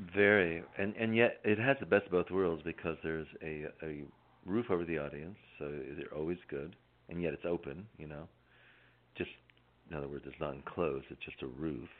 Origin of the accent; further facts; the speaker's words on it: Northeast, United States; moved away as an adult; also born or lived in Kansas / Connecticut / Silver City, New Mexico; now in Tucson, United States; my entire life growing up in the Northeast